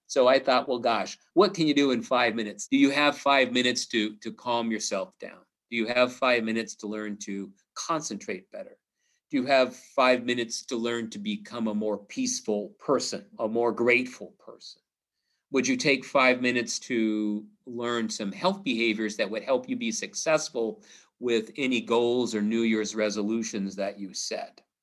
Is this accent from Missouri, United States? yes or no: yes; Missouri, United States; I'm from Missouri, it's the show me state